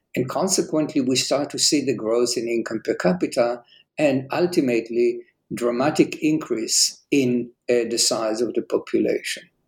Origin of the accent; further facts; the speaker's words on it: Jerusalem, Jerusalem District, Israel; I was uh, born and raised in Jerusalem